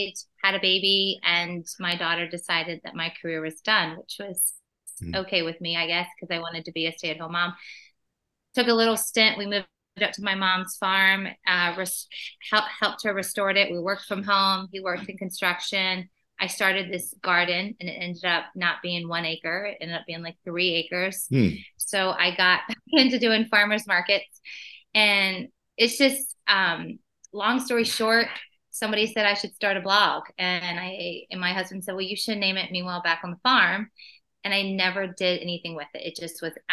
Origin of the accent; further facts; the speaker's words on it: Pennsylvania, United States; moved away as an adult; also born or lived in Boston / New York City; now in Lynchburg, United States; I grew up in Pennsylvania on a very old farm